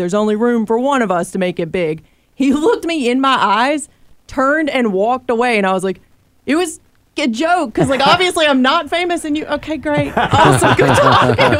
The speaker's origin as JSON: {"language": "English", "town": "Rincon", "region": "Georgia", "country": "United States", "tie": "born or raised there", "moved": "yes", "said": "there's a famous country singer from my hometown"}